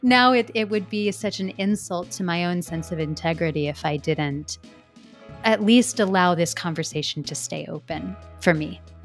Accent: Midwest, United States; growing up in the Midwest

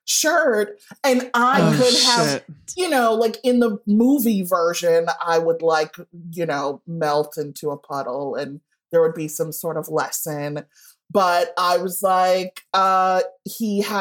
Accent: Evanston, Illinois, United States; I grew up in Evanston, which is just north of Chicago

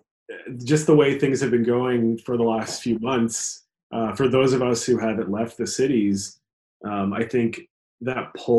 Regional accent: Chicago North Shore suburbs, Illinois, United States; now in Brooklyn, United States; I grew up in Chicago, even though I lived all of down the North Shore

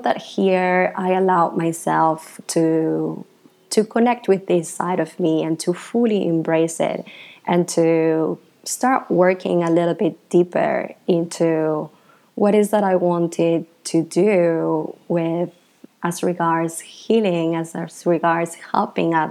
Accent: Argentina; moved away as an adult; now in Bali, Indonesia; I am from Argentina originally. I grew up there

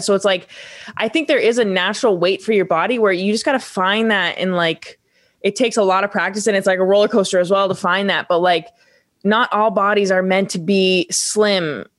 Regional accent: Vermont, United States; I come from Vermont, which is not a big sports state

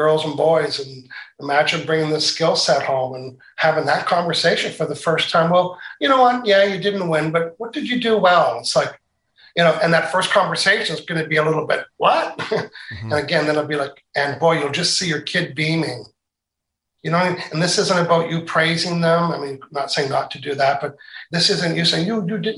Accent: Canada; accent: Canadian, Maritimes; you can tell I have a Canadian accent, right? when I travel anywhere, they say, you're from Canada. And then when I'm from Canada, people say, you're from the Maritimes, aren't you?

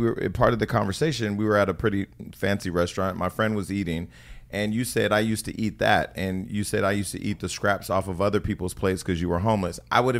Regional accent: the Bay Area, California, United States; I'm from the Bay.

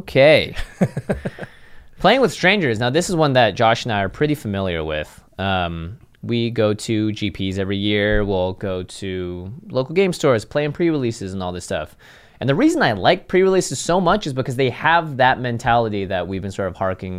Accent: Seattle, Washington, United States; moved away; I grew up in Seattle.

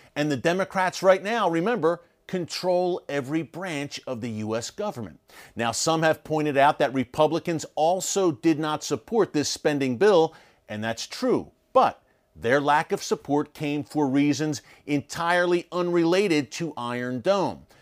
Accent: United States; as an American

